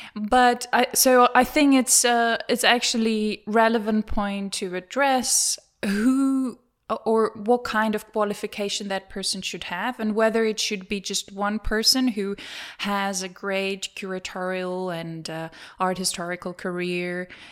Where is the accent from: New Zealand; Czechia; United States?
Czechia; moved away as an adult; also born or lived in London / Germany; I'm from the Czech Republic